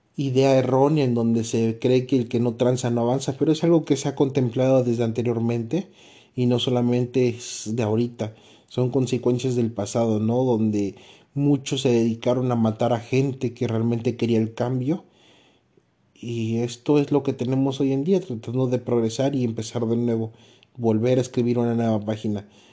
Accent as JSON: {"language": "Spanish", "country": "Mexico", "said": "como mexicano"}